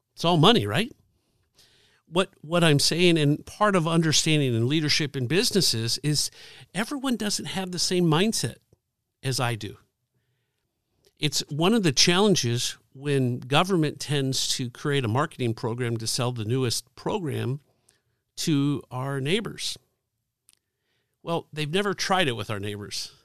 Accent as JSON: {"language": "English", "town": "Dayton", "region": "Ohio", "country": "United States", "tie": "born or raised there", "moved": "yes", "lives_now": "Indianapolis, United States", "said": "I grew up in Dayton, Ohio"}